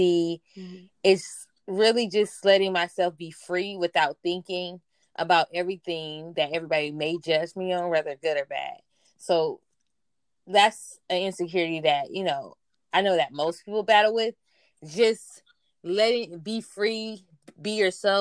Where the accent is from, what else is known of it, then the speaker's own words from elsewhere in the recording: Compton, California, United States; also born or lived in Lynwood, California; I'm originally from Compton, California, by way of Linwood